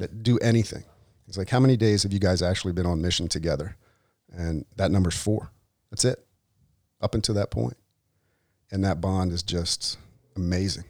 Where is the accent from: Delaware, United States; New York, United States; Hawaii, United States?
Delaware, United States; from Delaware, from the flatlands, as I'm known